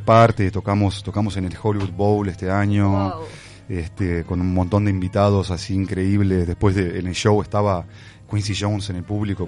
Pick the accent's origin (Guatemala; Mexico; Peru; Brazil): Brazil; moved away; also born or lived in Uruguay; fui criado en Brasil